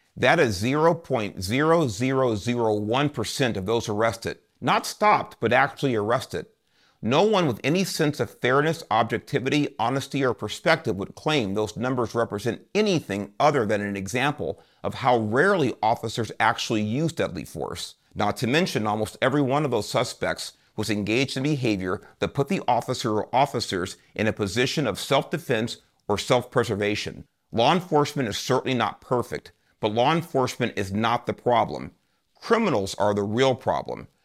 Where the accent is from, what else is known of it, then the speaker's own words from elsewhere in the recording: Los Angeles, California, United States; The first ten years of my life were spent growing up in Southeast Los Angeles, an area known as Watts